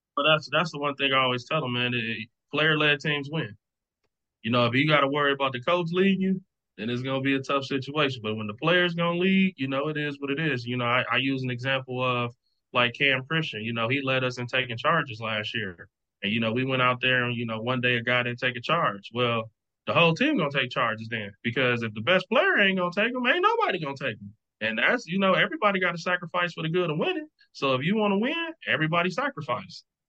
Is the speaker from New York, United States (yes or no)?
no; Milwaukee, Wisconsin, United States; moved away; I'm from Milwaukee, so I got a Midwest, you know, connections throughout the country